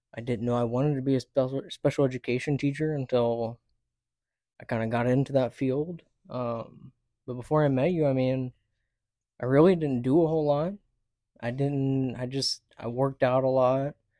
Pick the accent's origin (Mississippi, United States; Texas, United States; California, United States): Texas, United States; Dallas; also born or lived in El Paso, Texas / Oklahoma (family); I grew up in the D F W area for basically my whole life. I was born in El Paso